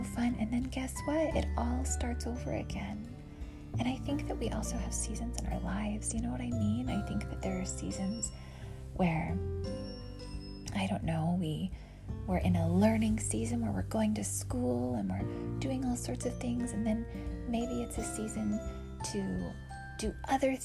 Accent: West Texas, United States; moved away; I grew up in West Texas

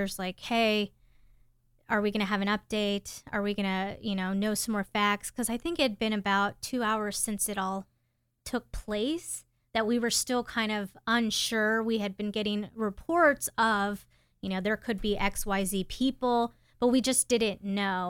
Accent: Houston, Texas, United States; I'm from Houston, Texas

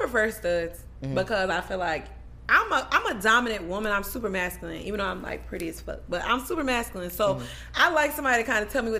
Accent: Maryland, United States; I had moved her. I'm from Maryland.

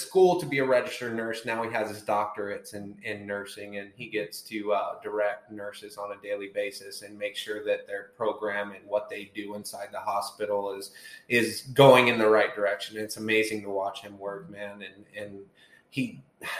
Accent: Centerville, Indiana, United States; I was born and raised in, like we were talking about, Centerville, Indiana

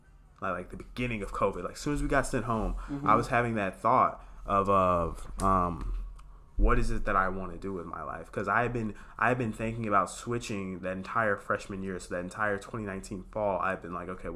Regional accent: Dallas, Texas, United States; moved away as an adult; also born or lived in Washington, D.C.; I'm from Oak Cliff

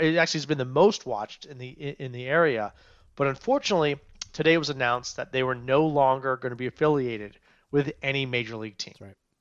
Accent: Montgomery County, Maryland, United States; also born or lived in Frederick, Maryland; I'm a Maryland guy. I grew up in Montgomery County.

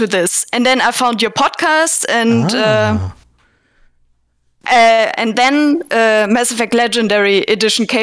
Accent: Southern Germany, Germany; I was born and raised in Germany, like southern Germany

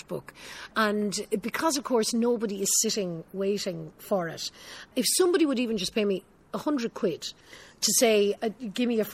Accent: Ireland; I'm Irish

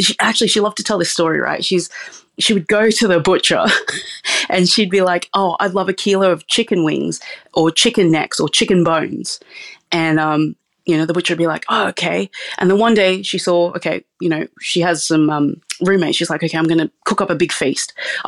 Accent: Sydney, New South Wales, Australia; Yeah, so I was born and raised in Sydney, but my parents are actually from a tiny village in Sarawak, Malaysia, called Cebu.

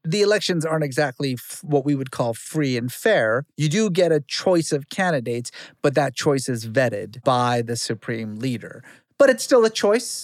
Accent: Fresno, California, United States; also born or lived in Iran; I grew up in Guyana, Fresno, and so, like, everybody was Mexican

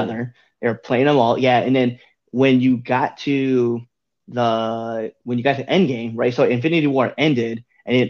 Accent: Nebraska, United States; also born or lived in Colorado; I'm from Nebraska

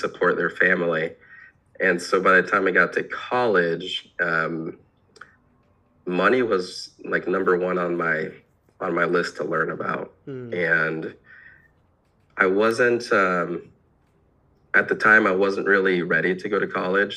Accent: Iowa, United States; I was born in Iowa

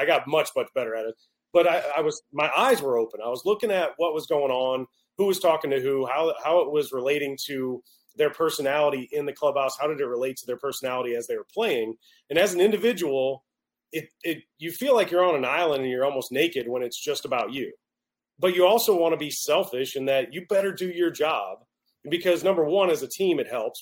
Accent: Baton Rouge, Louisiana, United States; I'm from Baton Rouge, Louisiana

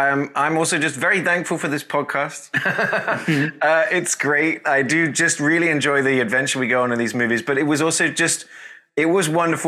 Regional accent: England, United Kingdom; now in Texas, United States

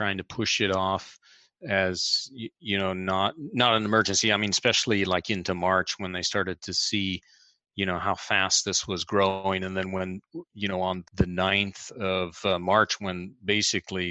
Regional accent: Fort Wayne, Indiana, United States; moved away as an adult; also born or lived in United Kingdom; now in Milan, Italy; I was raised in Indiana

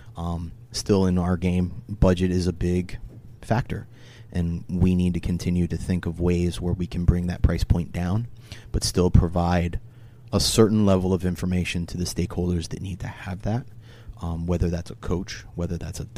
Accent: Delaware, United States; I'm from Delaware.

